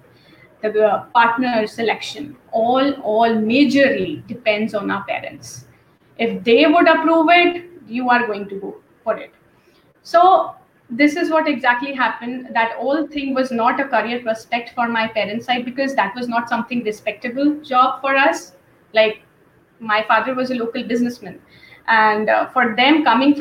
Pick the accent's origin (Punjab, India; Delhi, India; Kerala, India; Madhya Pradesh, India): Delhi, India; I am belonging from the Delhi capital itself